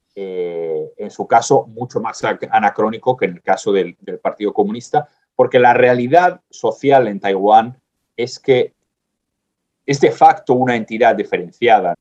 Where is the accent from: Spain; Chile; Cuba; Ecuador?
Spain; soy español